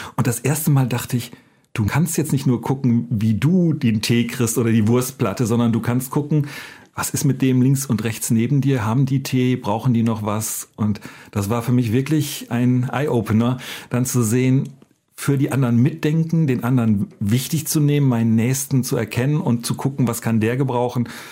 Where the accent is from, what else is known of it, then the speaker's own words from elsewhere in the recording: Northern Germany, Germany; Ich komme aus Norddeutschland und war da ein normaler Jugendlicher